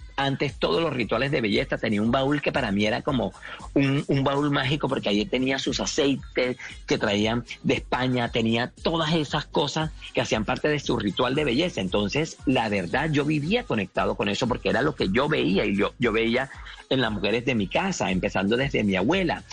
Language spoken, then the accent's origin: Spanish; Mompox, Bolívar, Colombia; moved away; todo eso que viví en mi infancia en Monpox